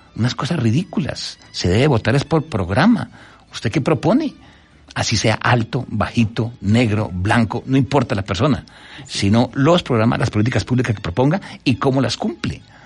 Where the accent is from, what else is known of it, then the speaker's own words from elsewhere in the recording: Colombia; en mi país